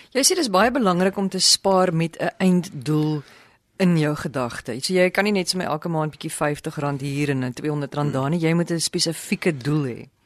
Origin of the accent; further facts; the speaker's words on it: South Africa; ons as Suid-Afrikaners